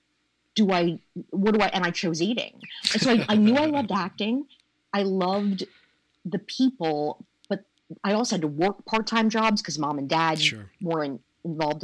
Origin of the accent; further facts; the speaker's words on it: Maryland, United States; moved away as an adult; also born or lived in Jersey Shore, New Jersey / Washington, D.C. area; now in New York, United States; I was born on the Jersey Shore, moved to Maryland by the age of 8, was like a Maryland person, went to University of Maryland